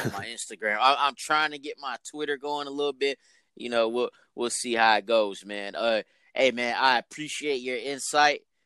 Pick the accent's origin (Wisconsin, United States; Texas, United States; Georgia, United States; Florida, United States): Georgia, United States; I'm from Georgia